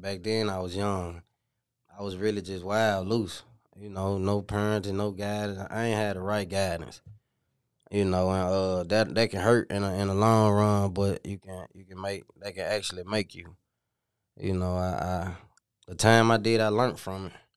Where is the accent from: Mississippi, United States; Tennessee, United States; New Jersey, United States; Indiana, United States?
Tennessee, United States; Memphis; also born or lived in Minnesota; I'm from the Haven, White Haven, you know, you know what you call it, but, uh, I'm originally from Minnesota, and I came down here when I was four